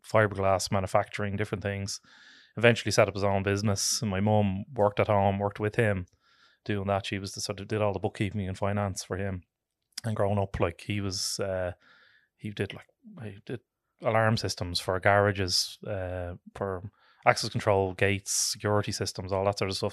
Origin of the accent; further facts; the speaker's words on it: Dublin, Leinster, Ireland; I am born and reared in Tala, uh, originally